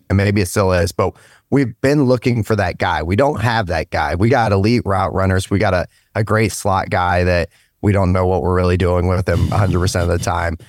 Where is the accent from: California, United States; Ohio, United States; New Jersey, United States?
Ohio, United States; Stark County; also born or lived in United Kingdom; I'm from Stark County, um, once I came over to the States, originally out of the U K.